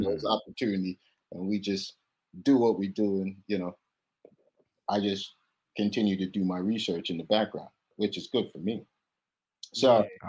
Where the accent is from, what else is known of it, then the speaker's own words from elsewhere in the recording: Kingston, Jamaica; moved away as an adult; now in United States; I'm from Kingston, Jamaica originally